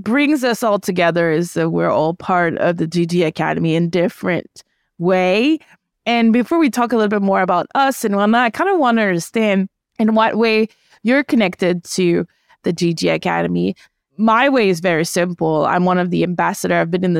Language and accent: English; Canada; Yeah, I'm from Canada